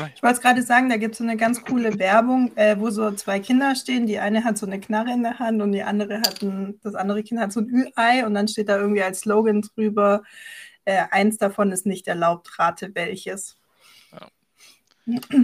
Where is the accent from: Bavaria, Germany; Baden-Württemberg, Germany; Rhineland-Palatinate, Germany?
Baden-Württemberg, Germany; Esslingen district, near Stuttgart; ich komme aus der Nähe von Stuttgart, genauer gesagt aus dem Landkreis Esslingen